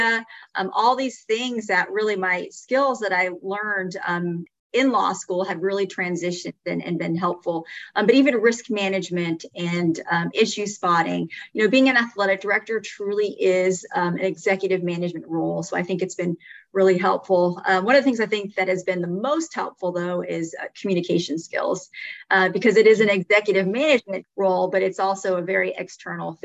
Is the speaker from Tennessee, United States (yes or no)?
no; Phoenix, Arizona, United States; I grew up in Phoenix